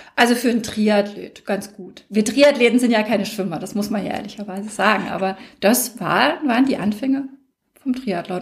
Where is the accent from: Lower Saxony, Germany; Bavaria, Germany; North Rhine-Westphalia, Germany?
Bavaria, Germany; Würzburg; Stadt Würzburg, also meiner Heimatstadt